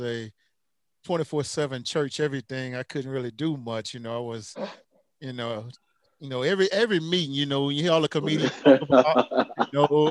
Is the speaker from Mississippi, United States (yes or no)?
yes; Magnolia, Mississippi, United States; also born or lived in New Orleans, Louisiana; now in Knoxville, United States; I'm back in Knoxville, Tennessee, man. You know, originally from Magnolia, Mississippi.